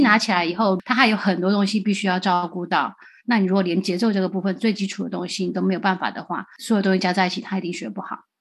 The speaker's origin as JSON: {"language": "Chinese", "country": "Taiwan", "tie": "born or raised there", "moved": "as an adult", "lives_now": "United States", "said": "我长大在台湾当老师带乐团"}